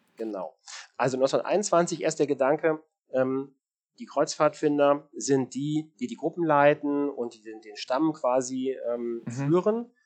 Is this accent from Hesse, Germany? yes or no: yes; Marburg, Hesse, Germany; ich bin auf einem Dorf groß geworden in der Nähe von Marburg oder es ist Stadtteil von Marburg in Hessen